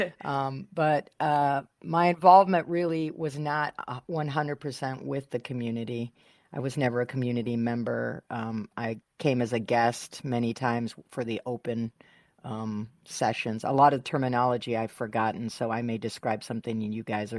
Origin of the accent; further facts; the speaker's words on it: Michigan, United States; now in San Diego, United States; I grew up in Michigan